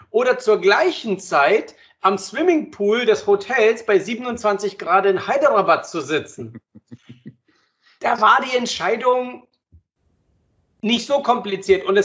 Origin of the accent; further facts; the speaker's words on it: Croatia; Und ja, gut, ich bin ja Kroate, ich habe ein Haus da am Meer.